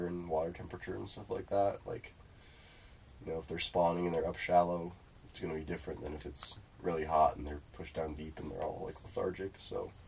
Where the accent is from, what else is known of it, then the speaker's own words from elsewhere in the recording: Lincoln, Nebraska, United States; I'm from Lincoln, Nebraska. Lived here all my life.